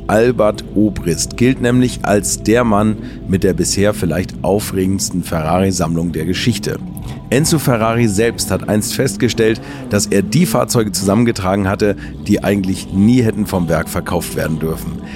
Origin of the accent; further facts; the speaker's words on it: Hamburg, Germany; Ich komme aus Hamburg